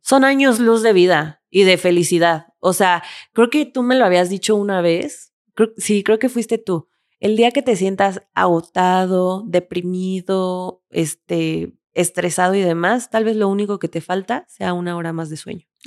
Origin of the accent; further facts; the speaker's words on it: Mexico; soy mexicana